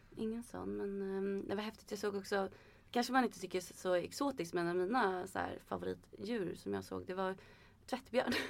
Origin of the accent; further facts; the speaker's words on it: Sweden; som svensk